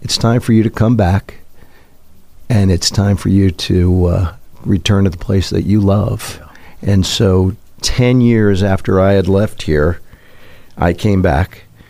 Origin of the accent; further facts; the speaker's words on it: Minneapolis, Minnesota, United States; born there; My parents were both products of farming communities in northern Minnesota. My mom from Crookston, my dad in Fargo and Detroit Lakes, and I was born in Minneapolis